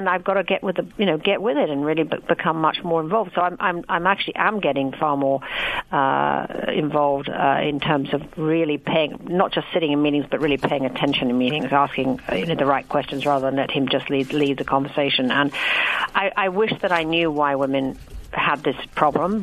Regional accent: England, United Kingdom; I'm British

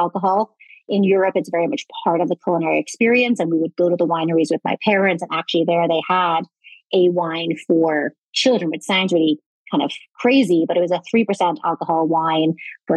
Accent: Ireland; moved away; I am Irish originally

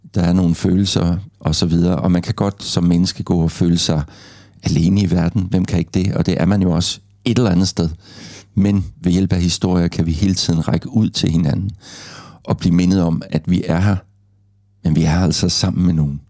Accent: Gråsten, Southern Denmark, Denmark; accent: South Jutlandic; da jeg voksede op i Grosten

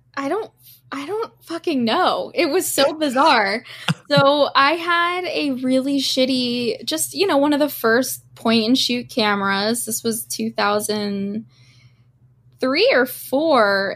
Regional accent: Doylestown, Pennsylvania, United States; growing up in Doylestown was, like, hang out in Doylestown Borough

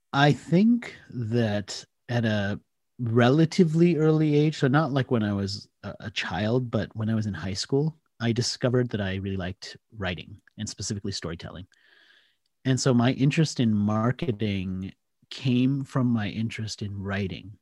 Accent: Washington, District of Columbia, United States; accent: American; moved away as an adult; also born or lived in India / Australia; I did grow up in the D C area, so, I mean, that's always going to be home from a place point of view.

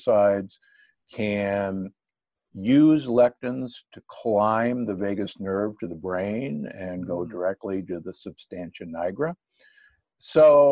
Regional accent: Omaha, Nebraska, United States; born or raised there; moved away; also born or lived in Milwaukee, Wisconsin / Loma Linda, California

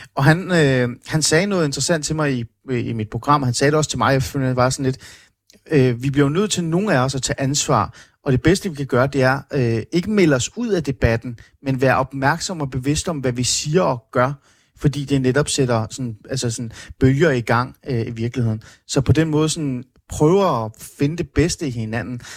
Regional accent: Iran; now in Denmark; jeg er født i Iran

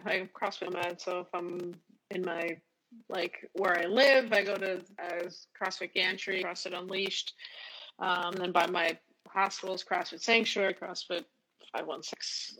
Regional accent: New York, United States; moved away; also born or lived in Boston; From New York, Queens.

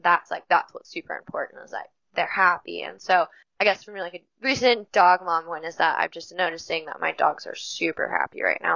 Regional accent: Forest Hill, California, United States; also born or lived in Auburn, California / Truckee, California / Portola, California; now in Alaska, United States; born in Auburn and I grew up in Forest Hill.

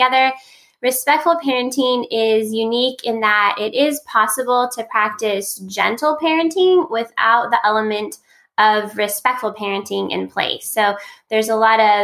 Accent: California, United States; I'm from California

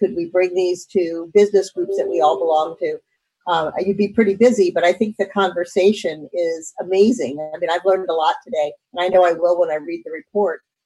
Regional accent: St. Louis, Missouri, United States; I'm from St. Louis, Missouri, probably one of the most polarized states.

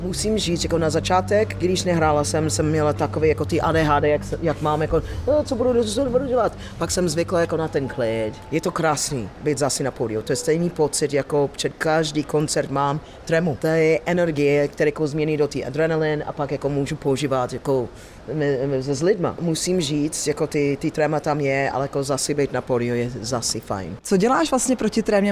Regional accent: United States; Czech is a second language; now in Czech Republic; Já jsem černoška, jsem z Ameriky

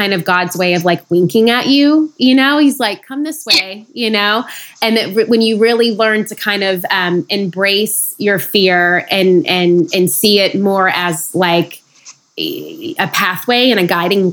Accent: Nashville, Tennessee, United States; moved away as an adult; also born or lived in McMinnville, Tennessee / New York City; now in Los Angeles, United States; I was born and raised in Nashville, Tennessee, but have since moved to the sunny city of Los Angeles

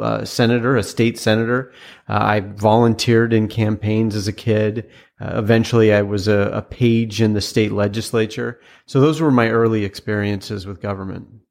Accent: a town outside of Seattle, Washington, United States; also born or lived in Utah; I was born in Utah, and a lot of people then assumed that I was raised there, but I was actually raised, uh, in a town outside of Seattle.

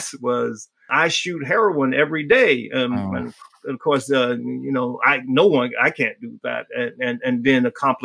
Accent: Miami, Florida, United States; moved away; I grew up in Miami.

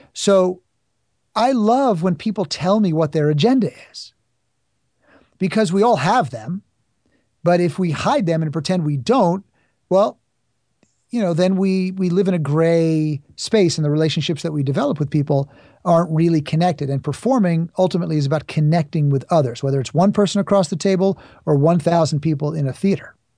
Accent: New York City, New York, United States; I grew up in New York City

